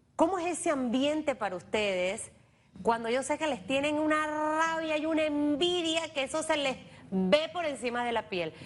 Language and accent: Spanish; Panama; Para mí como panameña